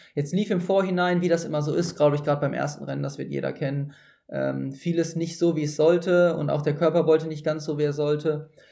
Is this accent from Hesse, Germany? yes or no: no; Hattingen, North Rhine-Westphalia, Germany; ich komme ja ursprünglich aus, äh, aus der Grenze zu Essen, noch genauer mhm. aus äh, Niederwenigern